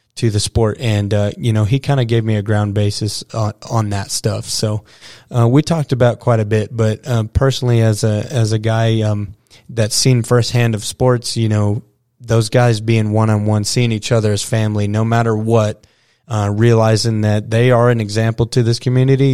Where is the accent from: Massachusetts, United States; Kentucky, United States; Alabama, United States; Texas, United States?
Texas, United States; Dumas; also born or lived in Stratford, Texas; growing up around the Dumas Demon roots and uh, graduating really close in this 806 area at, uh, you know, Stratford